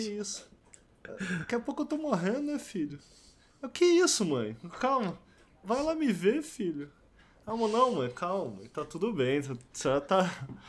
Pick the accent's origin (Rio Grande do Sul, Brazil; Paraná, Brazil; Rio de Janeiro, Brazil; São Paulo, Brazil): Rio de Janeiro, Brazil; moved away; tenho saudade da minha terrinha